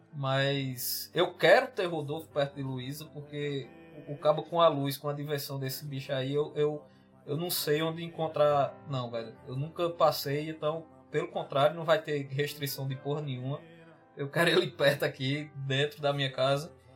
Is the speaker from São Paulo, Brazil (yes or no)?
no; Solânea, Paraíba, Brazil; also born or lived in Campina Grande; eu sou de Solane, meu interior era em sítio